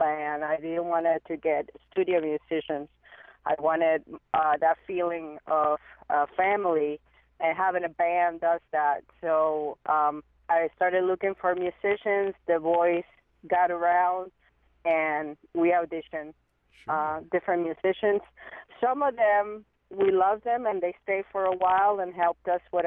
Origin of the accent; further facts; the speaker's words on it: San Juan, Puerto Rico; moved away as an adult; now in United States; I grew up in Puerto Rico, and I stayed there all through my childhood until I was about 20 years old